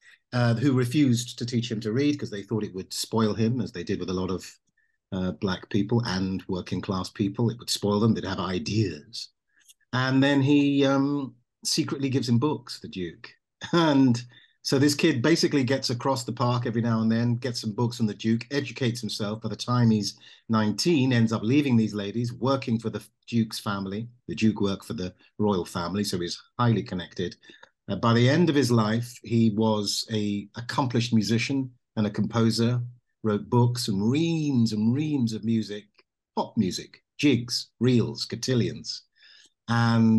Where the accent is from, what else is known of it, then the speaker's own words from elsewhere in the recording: London, United Kingdom; I was born and raised in the United Kingdom